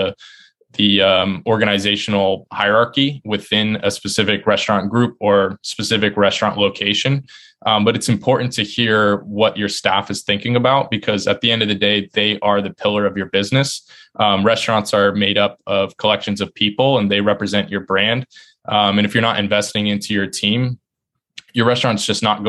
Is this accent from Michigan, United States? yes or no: no; Sumner, Washington, United States; moved away as an adult; now in Boston, United States; back in my hometown, Sumner, where I grew up